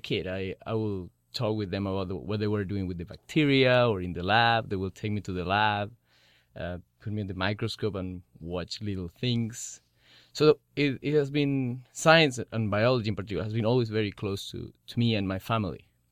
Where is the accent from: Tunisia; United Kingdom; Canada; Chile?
Chile; moved away as an adult; I'm from Chile